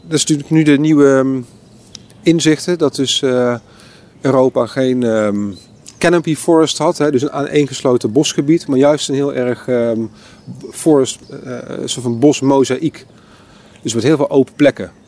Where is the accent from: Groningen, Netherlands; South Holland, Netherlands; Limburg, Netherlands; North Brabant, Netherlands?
North Brabant, Netherlands; Eindhoven; ik kom zelf uit Eindhoven